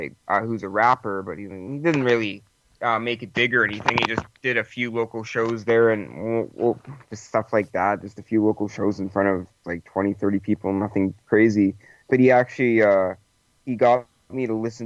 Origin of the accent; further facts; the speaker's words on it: Winnipeg, Manitoba, Canada; I'm from Winnipeg. I don't know if you heard of it, but it's pretty far up north in Canada.